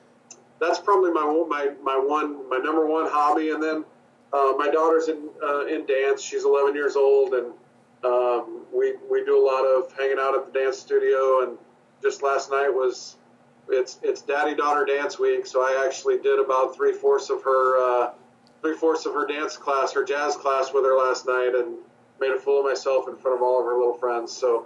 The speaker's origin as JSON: {"language": "English", "region": "Midwest", "country": "United States", "said": "I'm from the Midwest and spent a lot of time near Kansas City."}